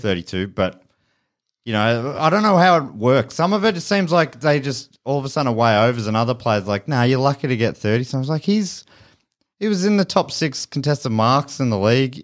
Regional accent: Moorabbin, Victoria, Australia; I grew up in Moorabbin and it's pretty dull

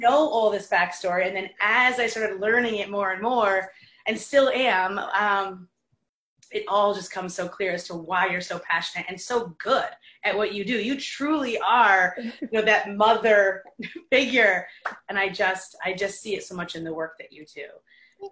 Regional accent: New York, United States; also born or lived in Detroit; as a New Yorker

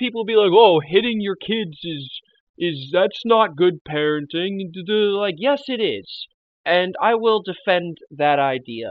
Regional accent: the Bible Belt, Southern United States, United States; we grew up in the Bible Belt

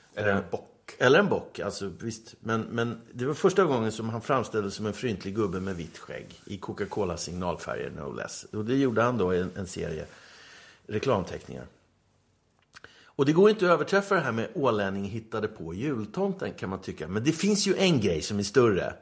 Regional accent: Stockholm, Stockholm County, Sweden; moved away as an adult; now in Åland, Finland; Jag är uppvuxen på Söder, i Tanto

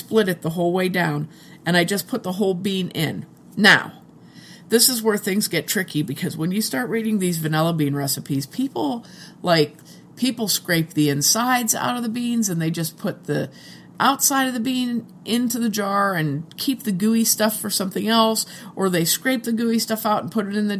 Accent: United States; I'm American

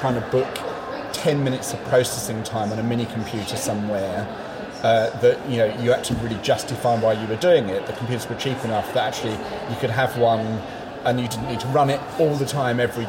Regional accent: London, United Kingdom; I grew up in London in the mid-70s.

